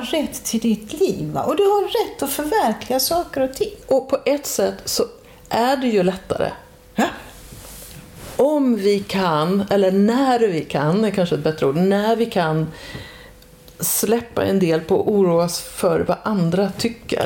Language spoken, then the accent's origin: Swedish; Dalarna County, Sweden; moved away; i den orten där jag växte upp, en ort i Dalarna